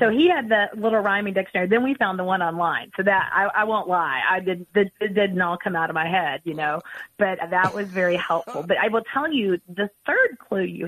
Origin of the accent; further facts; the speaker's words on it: Vandalia, Missouri, United States; I'm from Vandalia, Missouri